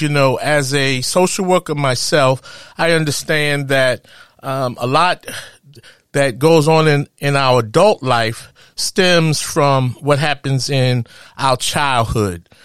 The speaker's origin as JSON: {"language": "English", "region": "New York", "country": "United States", "tie": "born or raised there", "said": "growing up in Harlem"}